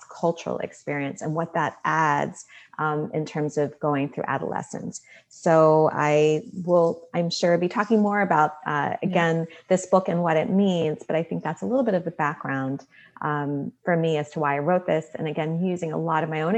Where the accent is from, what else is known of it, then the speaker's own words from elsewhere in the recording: United States; I'm Indian American